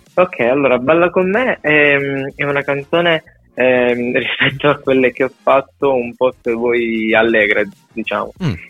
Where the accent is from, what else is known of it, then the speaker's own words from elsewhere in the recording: Sicily, Italy; moved away as an adult; del mio paese in Sicilia